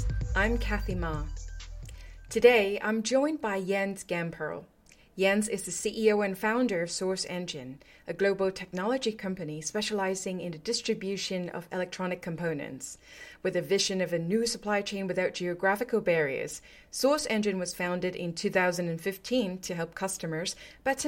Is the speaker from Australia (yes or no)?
no; United Kingdom; I'm British